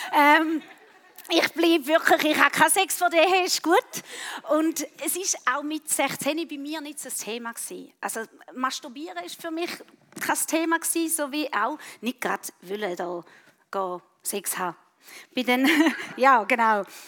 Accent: Switzerland; Bei uns in der Schweiz

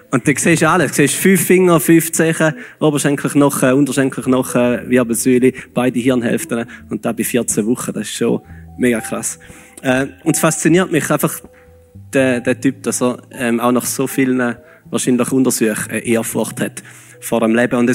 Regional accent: Switzerland; Aber es funktioniert so einigermaßen, einmal bei uns als Schweizer.

